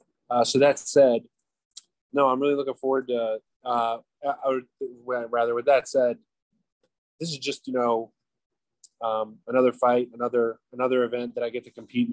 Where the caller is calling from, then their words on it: Florida, United States; I am in sunny South Florida at my house, my back porch, my hammock.